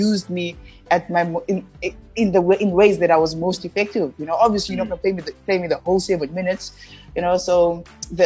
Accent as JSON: {"language": "English", "town": "Cape Town", "region": "Western Cape", "country": "South Africa", "tie": "born or raised there", "moved": "yes", "said": "I'm from Khayelitsha, which is a big township in Cape Town."}